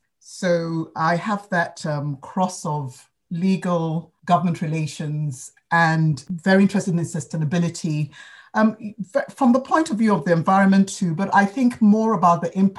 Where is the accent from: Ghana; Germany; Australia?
Ghana; also born or lived in United Kingdom; now in London, United Kingdom; it's because I am African. I'm from Ghana, bred in Ghana, where I was born in the UK, but bred thoroughly in Ghana. Spent my life between the continent, that continent, and the UK.